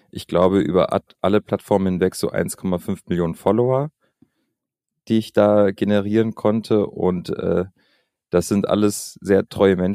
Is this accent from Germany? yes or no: no; Albania; ich bin in Albanien aufgewachsen und ich habe damals in den 90er, also ich bin in den 90er Jahren geboren.